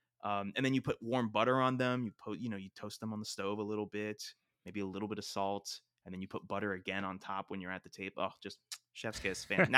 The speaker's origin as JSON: {"language": "English", "region": "South Florida", "country": "United States", "tie": "born or raised there", "said": "Colombian food versus Cuban food, which are the two main things that I grew up eating in South Florida."}